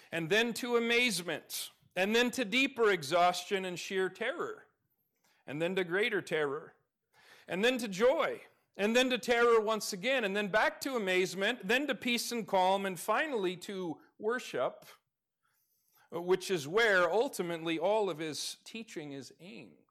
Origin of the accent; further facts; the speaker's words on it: Alaska, United States; moved away; I grew up in Alaska.